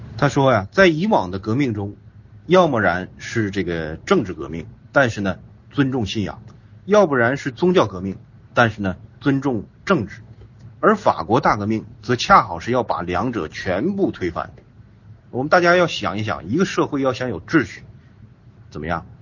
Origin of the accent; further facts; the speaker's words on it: China; 我们中国人